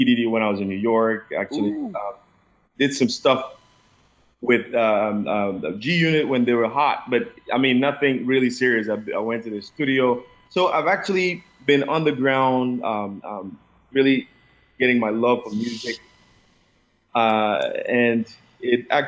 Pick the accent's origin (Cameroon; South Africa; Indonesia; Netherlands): Cameroon; English is a second language; moved away as an adult; now in United States; I did music back in primary school in Cameroon and all the way to secondary school in Cameroon.